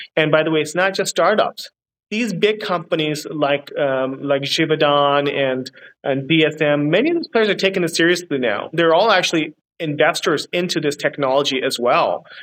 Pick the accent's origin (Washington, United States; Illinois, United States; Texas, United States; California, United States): California, United States; moved away as an adult; now in Singapore; I'm from California as well